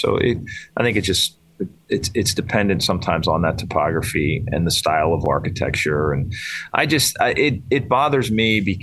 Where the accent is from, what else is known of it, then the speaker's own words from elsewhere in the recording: Lititz, Pennsylvania, United States; moved away as an adult; now in Western Pennsylvania, United States; I grew up in Eastern PA. In fact, I grew up 20 minutes from Lancaster Country Club, and now I live in Western PA